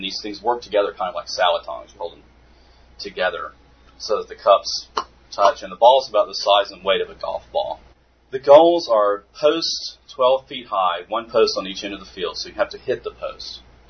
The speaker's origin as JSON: {"language": "English", "region": "Mississippi", "country": "United States", "lives_now": "Georgia, United States", "said": "We played the Choctaw rules because I'm from Mississippi, and that's what I knew."}